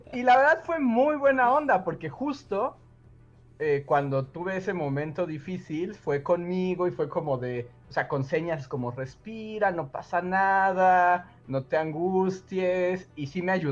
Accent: San Luis Potosí, Mexico; Yo soy de San Luis Potosí. ¿Qué es lo que más les suena de mi estado?

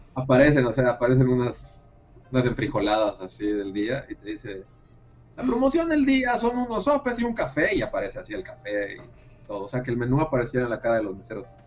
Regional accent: Mexico; en México

